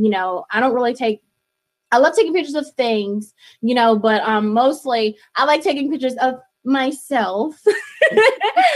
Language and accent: English; Greenville, North Carolina, United States; also born or lived in Rocky Mount, North Carolina; I'm from Greenville, North Carolina, and I was born in Rocky Mount, North Carolina